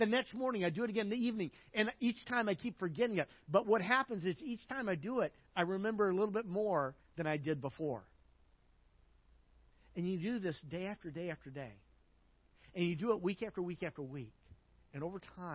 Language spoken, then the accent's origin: English; Arkansas, United States; I grew up in Arkansas